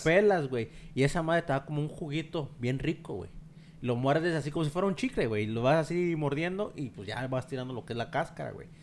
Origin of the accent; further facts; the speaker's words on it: Mexico; now in United States; como mexicano